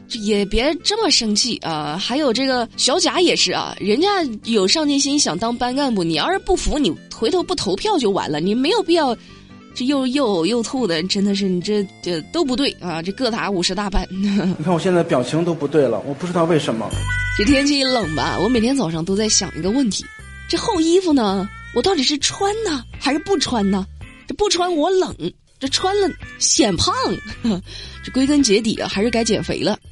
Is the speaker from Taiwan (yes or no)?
no; southern China, China; 作为一个南方人